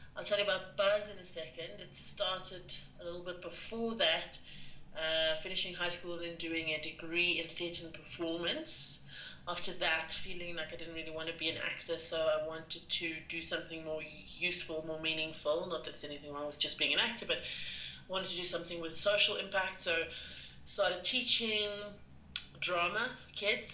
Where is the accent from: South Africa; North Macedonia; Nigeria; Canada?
South Africa; also born or lived in London; as a South African